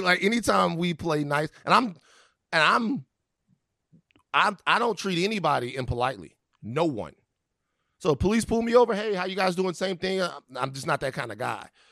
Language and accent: English; Baton Rouge, Louisiana, United States; moved away; also born or lived in California; I'm from Baton Rouge, Louisiana